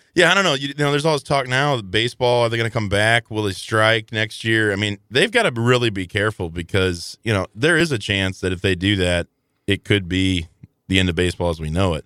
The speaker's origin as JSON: {"language": "English", "region": "Southern Illinois", "country": "United States", "tie": "born or raised there", "said": "growing up in Southern Illinois"}